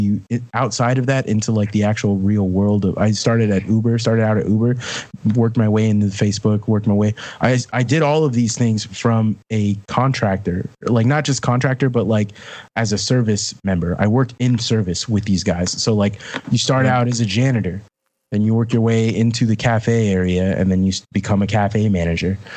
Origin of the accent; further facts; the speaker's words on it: Sunnyvale, California, United States; I grew up in the Bay Area, and I grew up in Sunnyvale